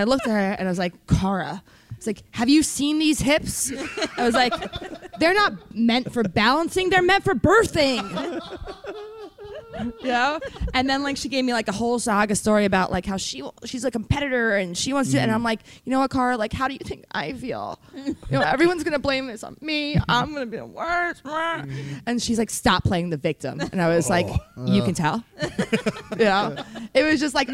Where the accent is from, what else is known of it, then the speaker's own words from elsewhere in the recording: New York City, New York, United States; that's my hometown